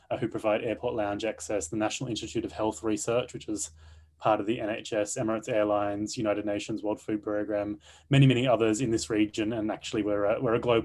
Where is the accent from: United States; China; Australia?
Australia; moved away as an adult; also born or lived in Sydney; I'm an Australian expat working at Concentric's Tiger Spike